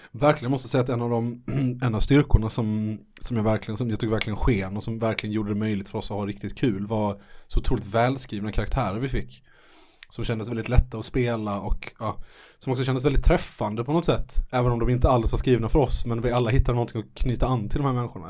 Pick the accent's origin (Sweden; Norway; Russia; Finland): Sweden; Malmö, Skåne; när jag var liten eh, i Malmö